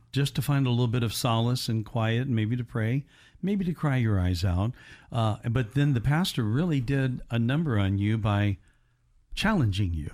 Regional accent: Evansville, Indiana, United States; my hometown of E, Evansville, Indiana

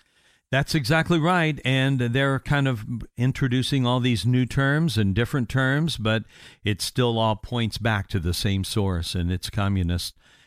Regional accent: Indiana, United States; moved away; my hometown of up in Indiana.

